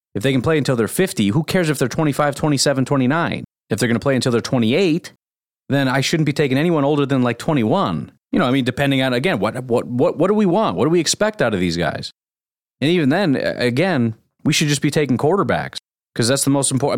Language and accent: English; Illinois, United States; I was born and raised in Illinois